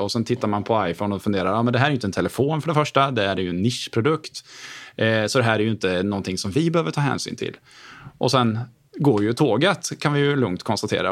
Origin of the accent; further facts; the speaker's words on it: Åtvidaberg, Östergötland, Sweden; moved away; also born or lived in Gothenburg; jag är född och uppväxt i Åtvidaberg